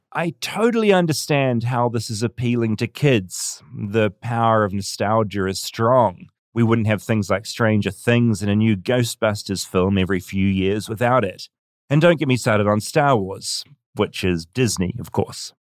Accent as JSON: {"language": "English", "country": "New Zealand", "said": "as a Kiwi"}